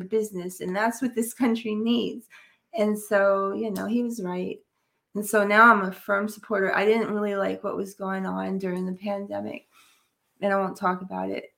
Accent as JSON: {"language": "English", "region": "New York", "country": "United States", "said": "I'm from New York, and in New York, we all had to hear about Donald in the tabloids"}